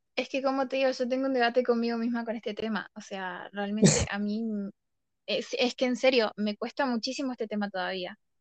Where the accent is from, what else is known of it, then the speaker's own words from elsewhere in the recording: Argentina; yo viéndolo desde, Argentina